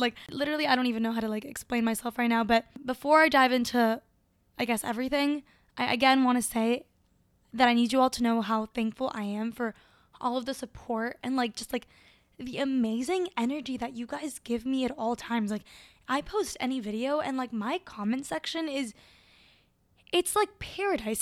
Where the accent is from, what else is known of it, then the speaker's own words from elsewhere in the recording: Caracas, Capital District, Venezuela; moved away; was born in Caracas, Venezuela, and it's beautiful.